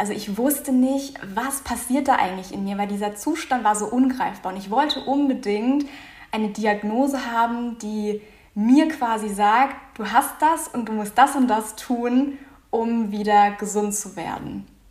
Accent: Offenburg, Baden-Württemberg, Germany; Ich komme aus Offenburg

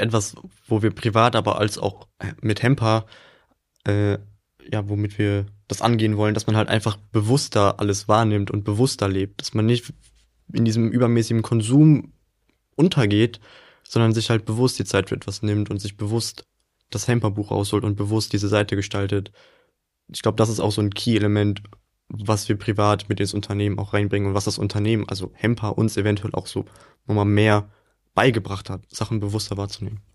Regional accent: Willich, North Rhine-Westphalia, Germany; moved away as an adult; now in Duisburg, Germany; Also ich komme ja aus Willig, das liegt ja sehr nah bei Duisburg. Das ist praktisch in diesem Dreieck Düsseldorf, Krefeld, Mönchengladbach in der Mitte so ziemlich genau.

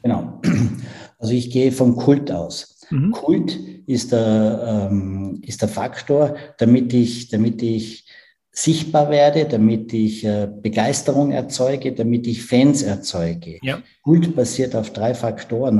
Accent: Tyrol, Austria; Ich bin ja Tiroler

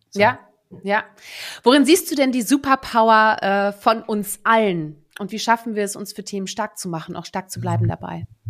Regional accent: Germany; first language Dutch; German is a second language; also born or lived in Netherlands; Ich bin ja eigentlich gebürtige Niederländerin und bin mit sieben dann nach Deutschland, äh, neue Freunde, neue Sprache. Ich durfte nicht mehr Niederländisch sprechen, weil ich musste ja jetzt dann erstmal Deutsch lernen

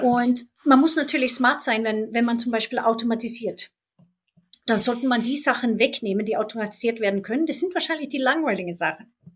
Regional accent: Sweden; now in Germany; mein Heimatland Schweden

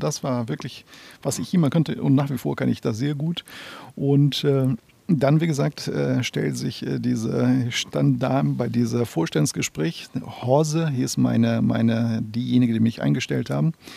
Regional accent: Brazil; German is a second language; also born or lived in Northern Brazil / Amazonas / São Paulo; now in Hamburg, Germany; ich bin in Nordbrasilien geboren im Jahre 75. Und als ich zehn Monate alt war, hat meine Eltern sich entschieden, äh, nach Amazonas äh, umzuziehen.

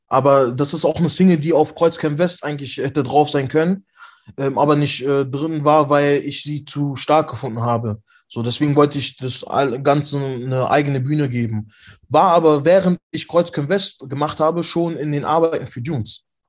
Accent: Frechen, North Rhine-Westphalia, Germany; bei uns in Frechen

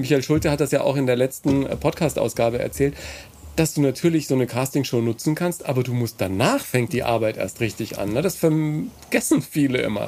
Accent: Ebern, Bavaria, Germany; bei uns in Ebern am Gymnasium

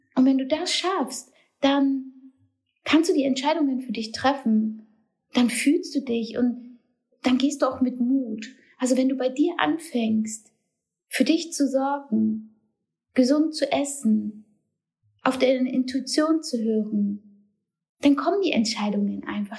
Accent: Germany; moved away as an adult; now in Turkey; ich bin Deutsche

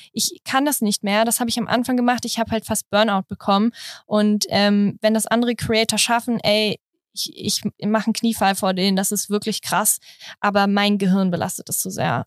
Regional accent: Berlin, Germany; Ich komme aus Berlin. Also ich bin richtige Berlinerin hier.

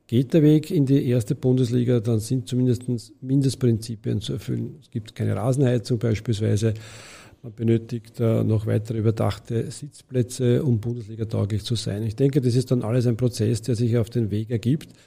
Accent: Vienna, Austria; das ist ein gesellschaftlicher Auftrag, den wir als Wiener hier sehen.

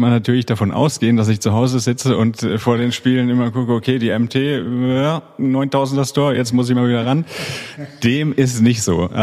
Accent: Hesse, Germany; accent: South Hessian; hat mich eine ganze Zeit lang mit meinem südhessischen Dialekt aufgezogen.

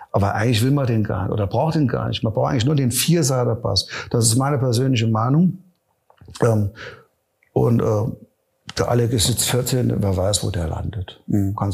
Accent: Neunkirchen, Saarland, Germany; born there; ich bin gebürtiger Neunkirche, also allein in Neunkirchen gab's 15 Locations, wo man spielen konnte.

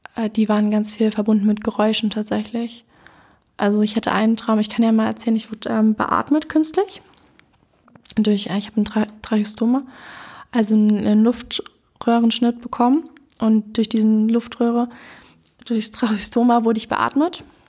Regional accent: Berlin, Germany; also born or lived in Neu-Hohenschönhausen, Berlin; Ich ähm, wohne jetzt in Neuhundschönhausen, aber ich bin hier in Lichtenberg aufgewachsen

